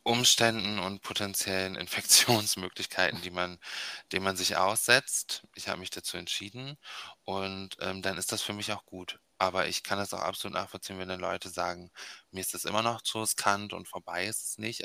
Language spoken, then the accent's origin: German; Bremen, Germany; ich bin in Bremen aufgewachsen, ähm, Nähe Überseestadt